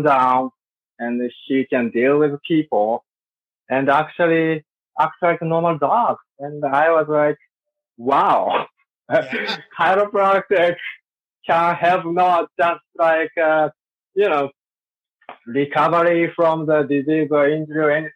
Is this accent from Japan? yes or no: yes; Sapporo, Hokkaido, Japan; I'm from Japan, Sapporo. That's my hometown. I was born there.